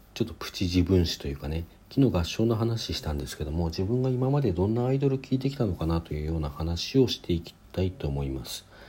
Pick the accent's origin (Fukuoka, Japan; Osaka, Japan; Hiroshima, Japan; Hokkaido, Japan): Hokkaido, Japan; Sapporo; also born or lived in Hakodate; 札幌に函館生まれなんですけどそこから札幌に越していて